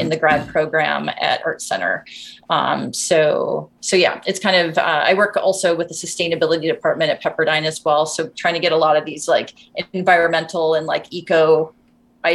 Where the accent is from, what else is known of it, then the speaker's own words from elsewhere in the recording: Montana, United States; moved away; I was born and raised in Montana